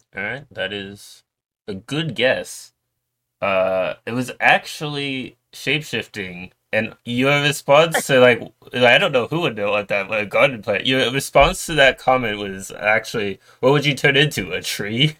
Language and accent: English; New York, United States; moved away; also born or lived in Florida / Georgia / Virginia; I moved to New York, which I where I lived for most of my life